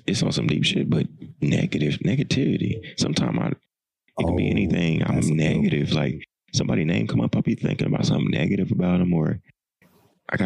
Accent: Tennessee, United States; I'm from Tennessee

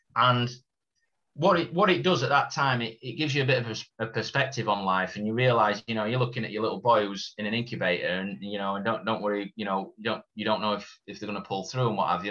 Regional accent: Doncaster, Yorkshire and the Humber, United Kingdom; being a Doncaster lad

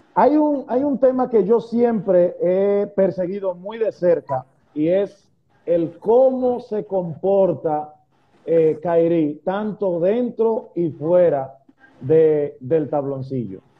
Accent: Dominican Republic; nosotros como dominicanos

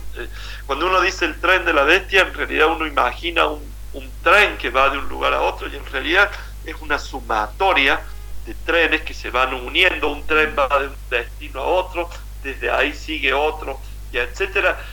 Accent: Argentina

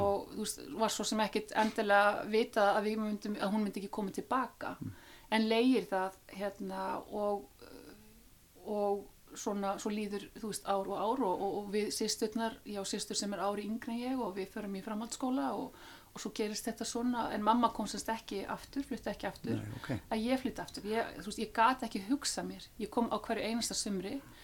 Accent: Iceland; þetta var dásanat þorp til þess að alast upp í

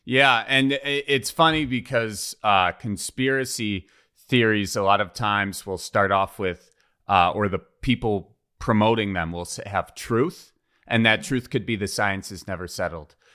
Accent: Wisconsin, United States; accent: Wisconsin

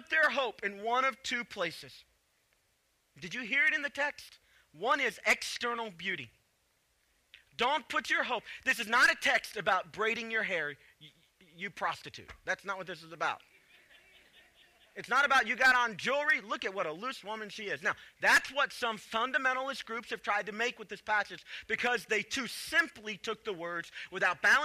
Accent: Chicago, Illinois, United States; moved away; also born or lived in the South; I grew up in Chicago

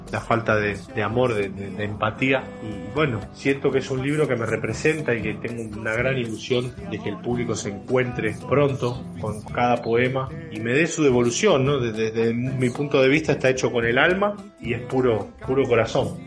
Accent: Garín, Buenos Aires Province, Argentina; mi pueblo que se llama Garín, mi pueblo querido

